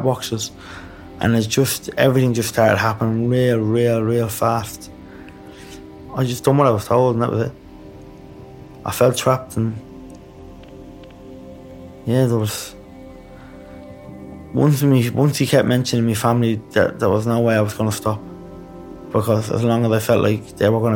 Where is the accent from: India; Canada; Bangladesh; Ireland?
Ireland; Dublin, Leinster; I'd seen heroin and I'd seen needles before all my life, growing up in Ballymore